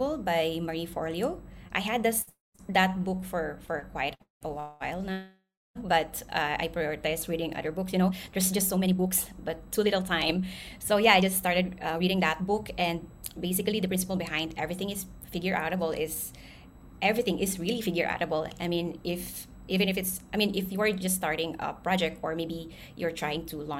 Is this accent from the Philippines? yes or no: yes; Philippines; now in Singapore; I was born and raised in the Philippines, and I grew up in a low-income household